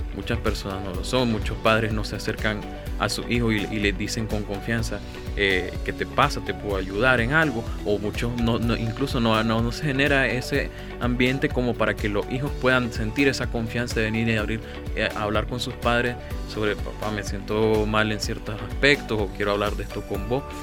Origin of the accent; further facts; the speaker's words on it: Nicaragua; como nicaragüenses y como jóvenes